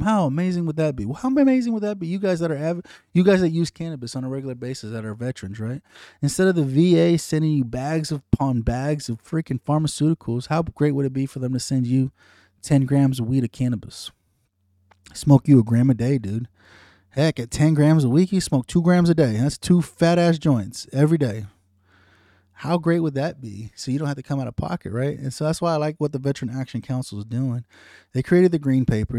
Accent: United States; as an American citizen

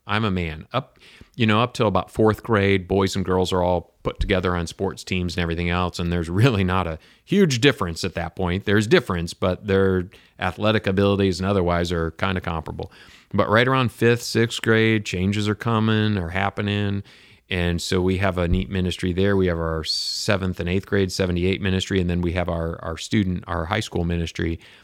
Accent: Michigan, United States; moved away as an adult; also born or lived in Chicago / Kentucky / California / Wisconsin; I grew up in Michigan. I've lived in Chicago, uh, Kentucky, California, Wisconsin, Oklahoma.

